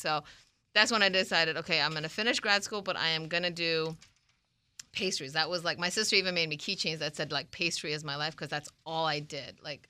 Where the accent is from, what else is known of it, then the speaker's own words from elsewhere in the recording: California, United States; moved away as an adult; I'm originally from California